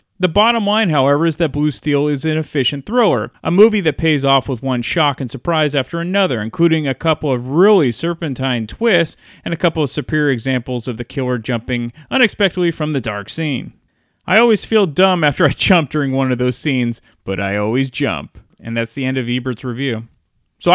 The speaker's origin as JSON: {"language": "English", "town": "Belmont", "region": "California", "country": "United States", "tie": "born or raised there", "said": "the city next to my hometown city of Belmont."}